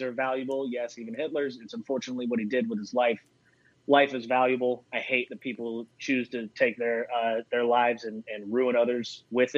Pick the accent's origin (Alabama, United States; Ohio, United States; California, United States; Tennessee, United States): Alabama, United States; Mobile; now in South Carolina, United States; I'm originally from Mobile, Alabama, which is where Jeff is from